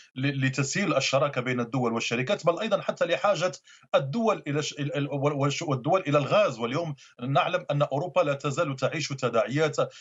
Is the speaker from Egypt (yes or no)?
no; Morocco; نحن كمغاربة